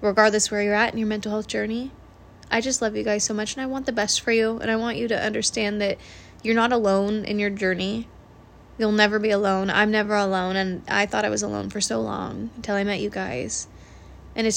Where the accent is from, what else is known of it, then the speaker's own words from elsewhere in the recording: Washington, United States; I'm from Washington State